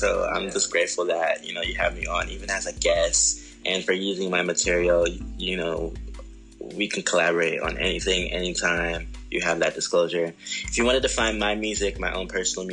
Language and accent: English; Ontario, California, United States; also born or lived in Los Angeles, California; I was raised in the Ontario area